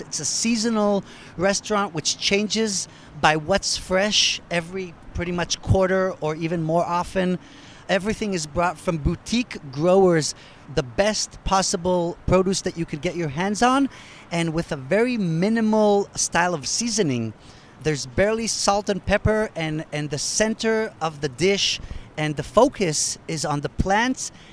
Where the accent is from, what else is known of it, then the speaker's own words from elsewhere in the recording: United States; accent: American; also born or lived in Israel; now in Tel Aviv, Israel; as an American